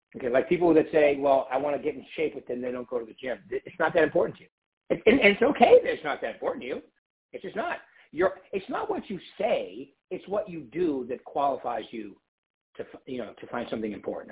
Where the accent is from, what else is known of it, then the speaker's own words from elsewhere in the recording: East Coast, United States; moved away; also born or lived in San Diego; I'm from the East Coast.